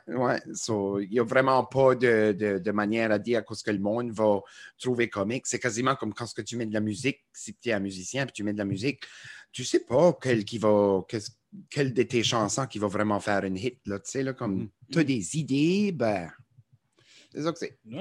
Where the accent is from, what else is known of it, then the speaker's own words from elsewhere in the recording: New Brunswick, Canada; accent: Acadian; Chiac; ils aiment notre accent acadien